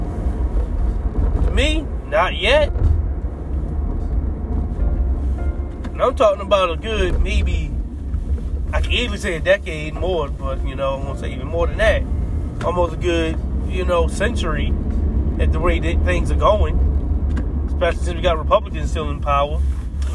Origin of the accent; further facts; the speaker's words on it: United States; We are American citizens